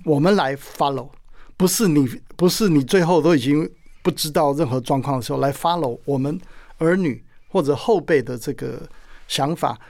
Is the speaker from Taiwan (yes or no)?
yes; Penghu County, Taiwan; moved away; 我一直很想念我的故乡澎湖